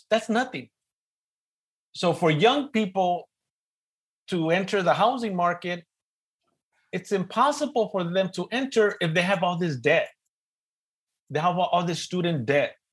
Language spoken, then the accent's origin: English; Los Angeles, California, United States; accent: East LA; my East LA accent's getting in the way